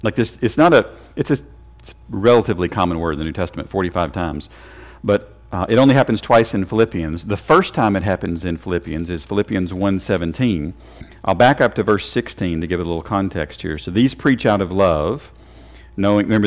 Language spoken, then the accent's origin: English; Tennessee, United States; I'm from Tennessee. We are Tennesseans